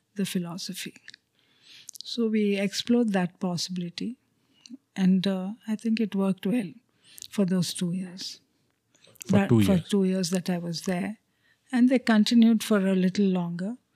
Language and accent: English; Chennai, Tamil Nadu, India; first language Telugu; English is a second language; Though I grew up in Madras, I didn't know any Tamil because we were a Telugu-speaking family